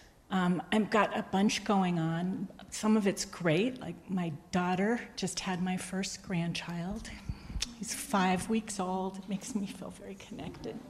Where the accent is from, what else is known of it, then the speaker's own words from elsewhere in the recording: New England, United States; moved away as an adult; also born or lived in South Hadley, Massachusetts; now in Texas, United States; I think I'm from New England, but I've spent the last 34 years in Texas.